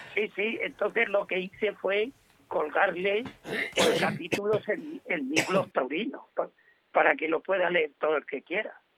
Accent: Zorita de la Frontera, Castile and León, Spain; also born or lived in Ávila / Valladolid; now in Tarifa, Spain; yo nací en un pueblecito que se llama Zorita de la Frontera, mm. del Partido Judicial de Peñaranda de Bracamón

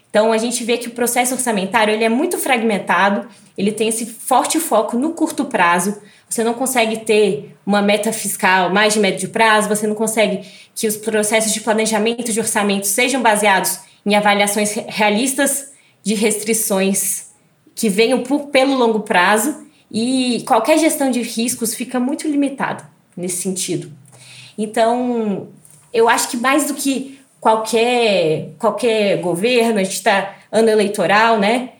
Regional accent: Brasília, Federal District, Brazil; E eu que sou de Brasília, né, que venho daqui

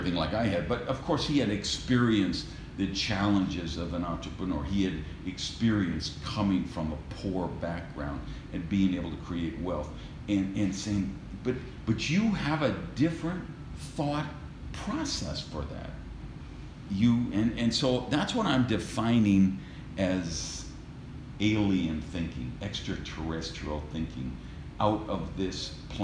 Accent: Madison, Wisconsin, United States; we were raised in Madison, Wisconsin

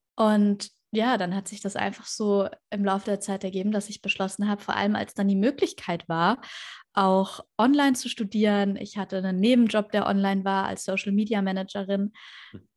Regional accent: Würzburg, Bavaria, Germany; moved away as an adult; now in Tenerife, Spain; ich komme ja aus Würzburg ähm, ursprünglich

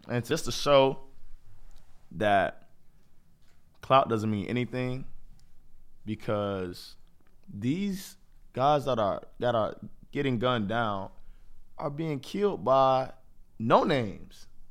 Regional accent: Jacksonville, Florida, United States; moved away as an adult; now in Athens, Ohio, United States; I come from Jacksonville, Florida

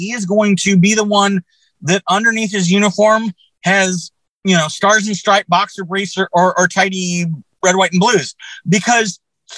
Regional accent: Texas, United States; I lived around many Rippers when I was growing up in Texas

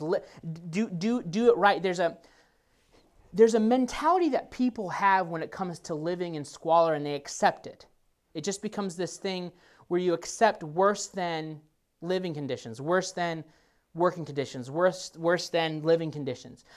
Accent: Nebraska, United States; moved away; I grew up in Nebraska

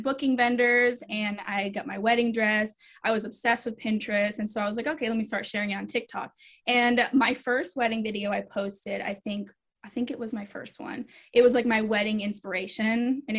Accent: Rhode Island, United States; also born or lived in Germany / Georgia, United States; So I actually grew up an Army brat. So I am technically from Rhode Island. I have a lot of family there still. I grew up moving around everywhere, Germany, all over the States. But I call Georgia home because I was there the longest.

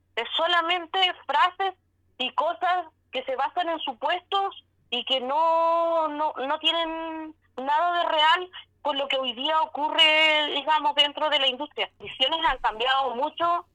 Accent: Chile; como chilenos

